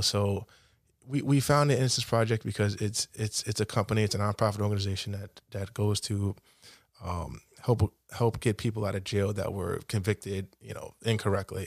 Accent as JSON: {"language": "English", "town": "New York City", "region": "New York", "country": "United States", "tie": "born or raised there", "also_born_or_lived": "Fresh Meadows, Queens", "said": "I'm from Cambridge Heights, Queens, predominantly black neighborhood. I was raised in a, you know, a single parent household"}